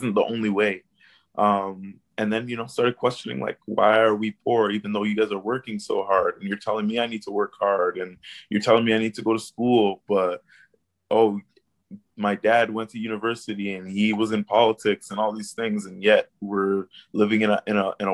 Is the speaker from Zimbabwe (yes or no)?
no; Canada; my upbringing as a poor person of color, I think, growing up in Canada